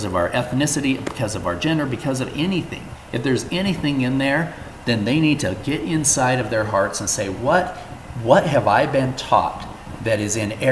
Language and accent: English; Salt Lake City, Utah, United States; I grew up here in Salt Lake City